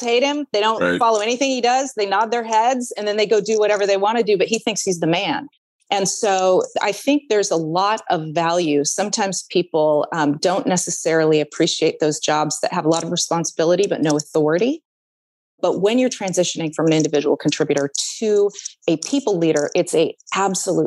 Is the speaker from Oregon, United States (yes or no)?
yes; Oregon, United States; I am an Oregonian. I've been born and raised in Oregon